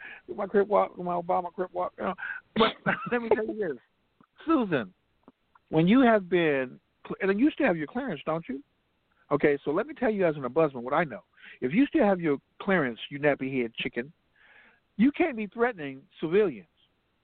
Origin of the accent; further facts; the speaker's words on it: Compton, California, United States; I'm a nigga from Compton